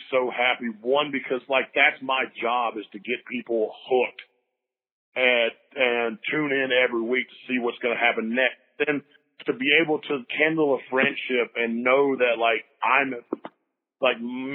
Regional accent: Lake Norman, North Carolina, United States; I grew up on Lake Norman.

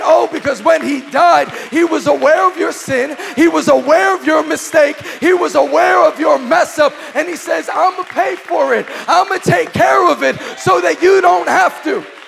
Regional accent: New York City, New York, United States; I grew up in Queens

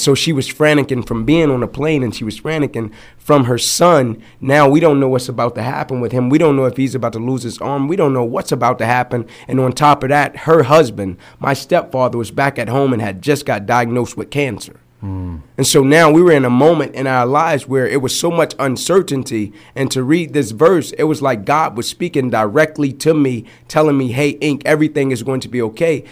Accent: Atlanta, Georgia, United States; I grew up in Atlanta. 125 Warren Street to be exact

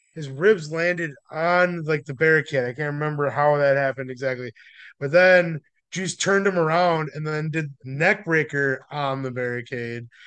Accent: United States; we're also from America and, like, we're white

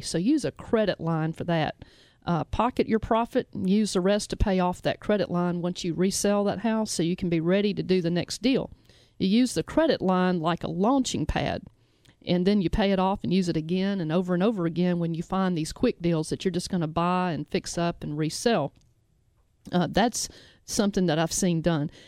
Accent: Memphis, Tennessee, United States; we broadcast out of Memphis. We're from Memphis

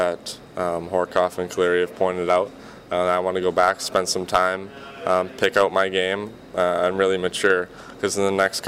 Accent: Canada; moved away; as a Canadian coming down here

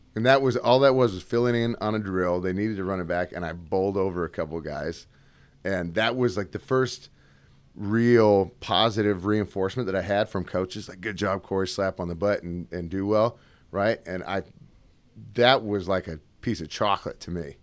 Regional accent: Seattle, Washington, United States; also born or lived in Gig Harbor, Washington; I'm originally from Washington State, Seattle area, moved all around there

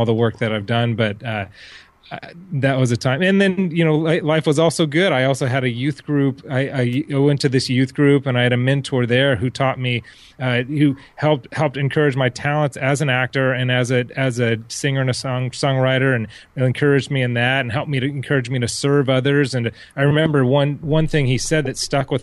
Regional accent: Orange County, California, United States; I grew up in Orange County, so most people were from Huntington Harbor

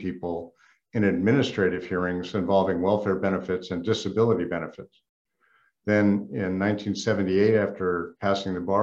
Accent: San Diego, California, United States; also born or lived in Santa Barbara; I was born in San Diego in 1950, grew up in the 60s and 70s

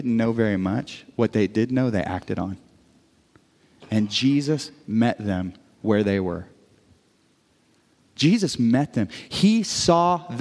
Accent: Brashear, Missouri, United States; moved away; me growing up in the metropolis of Brashear, Missouri

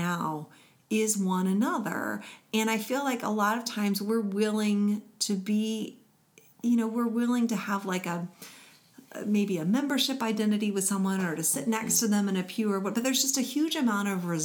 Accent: United States; I'm an American

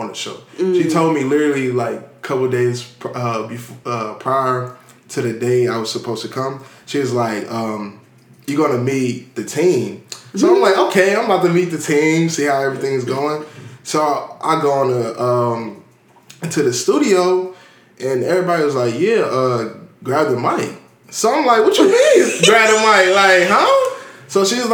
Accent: Cincinnati, Ohio, United States; now in Prairie View, United States; I'm from Cincinnati, Ohio. The Cincinnati, you feel me? 513

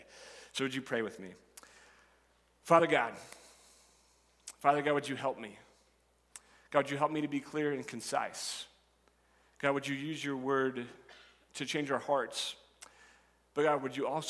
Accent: Nebraska, United States; I'm a Nebraskan, that I grew up in Nebraska, and I have spent my entire life here

